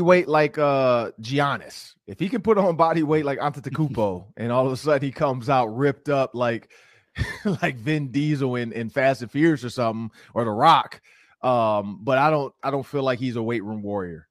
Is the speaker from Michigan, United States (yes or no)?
yes; Detroit, Michigan, United States; now in Minnesota, United States; I grew up in Detroit